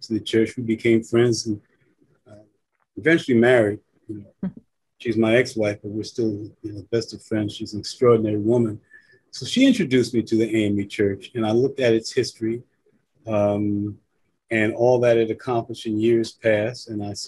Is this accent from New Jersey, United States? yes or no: yes; New Jersey, United States; also born or lived in Farmville, Virginia / Newark, New Jersey; I was born in Farmville, Virginia. My family migrated north to Newark, New Jersey